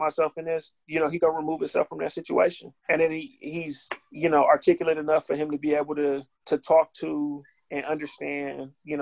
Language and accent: English; Milwaukee, Wisconsin, United States; I'm from West Lawn, and, you know, for, you know, in Milwaukee